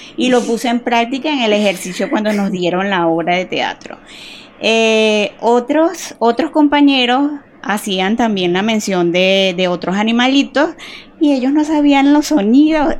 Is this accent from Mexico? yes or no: no; Yaracuy, Venezuela; moved away as an adult; also born or lived in Barquisimeto, Lara, Venezuela; now in Cali, Colombia; yo nací en Lara, en Barquisimeto, es, ahí es la tierra del Tamunangue. Ah. Lo que pasa es que yo nací ahí pequeñita, me llevaron al lado a Yaracuy